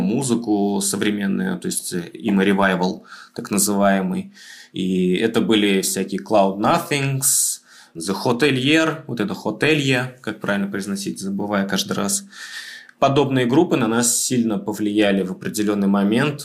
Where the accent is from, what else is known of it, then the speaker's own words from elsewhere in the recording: Tashkent, Uzbekistan; moved away as an adult; now in Moscow, Russia; мы вообще ташкентские ребята